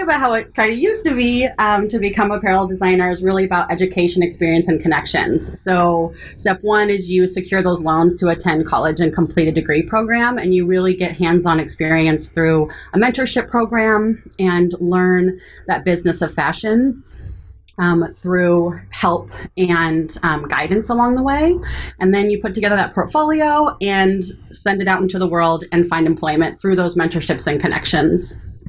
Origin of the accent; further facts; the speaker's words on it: Lincoln, Nebraska, United States; also born or lived in Eugene, Oregon / Ohio / California / Seattle; So I was born in Eugene, Oregon, and then moved to Lincoln, Nebraska when I was pretty young. Made a couple of stops along the way. I lived in Ohio, California, and Los Angeles.